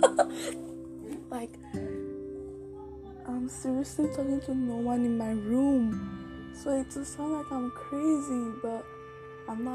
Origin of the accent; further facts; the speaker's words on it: Nigeria; now in Canada; I'm from Nigeria, but I'm living in Canada